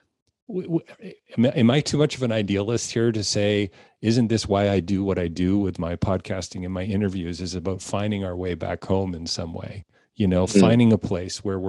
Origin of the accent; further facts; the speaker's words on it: Canada; being Canadian